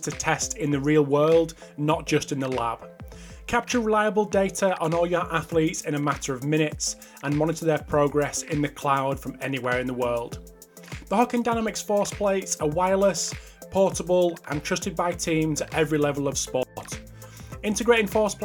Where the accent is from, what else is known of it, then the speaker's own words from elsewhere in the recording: the north of England, United Kingdom; Two dirty northerners